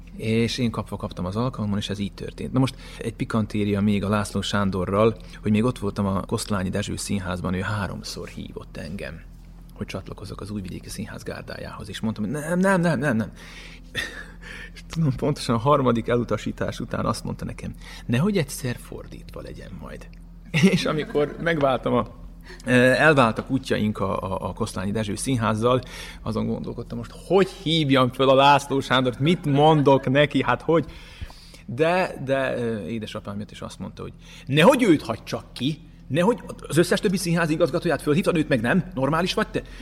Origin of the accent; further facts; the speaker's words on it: as a Hungarian, Vojvodina, Serbia; also born or lived in Subotica, Serbia; now in Novi Sad, Serbia; nem véletlenül születtem ide magyarként, nekem valami dolgom van itt